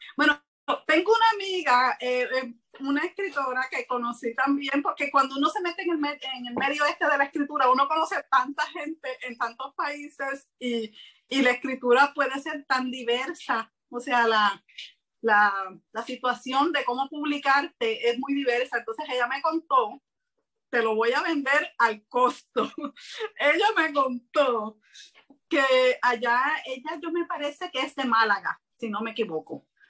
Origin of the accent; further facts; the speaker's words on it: Puerto Rico; soy de Puerto Rico